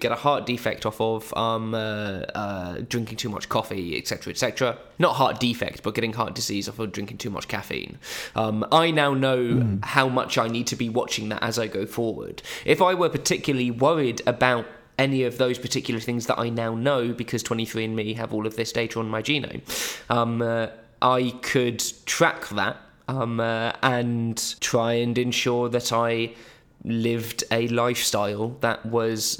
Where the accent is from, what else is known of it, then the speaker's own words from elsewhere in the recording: United Kingdom; for us as Brits